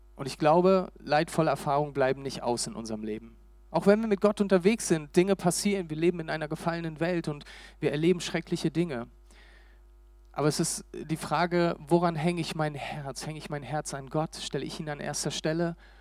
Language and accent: German; Berlin, Germany; also born or lived in Hamburg; Ich bin Berliner, ähm, lange Zeit in Berlin gewohnt